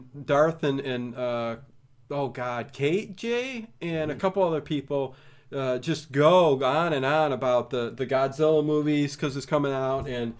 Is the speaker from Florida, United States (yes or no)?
no; Lawrence, Kansas, United States; Filmed in my hometown of Lawrence, Kansas.